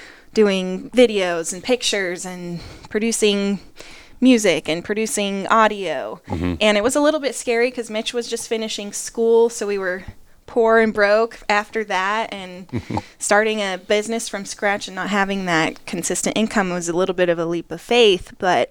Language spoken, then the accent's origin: English; Rocky Mountains, United States; now in Appalachian Mountains, United States; I named it Two Peak Studios because we're from the Rocky Mountains, right?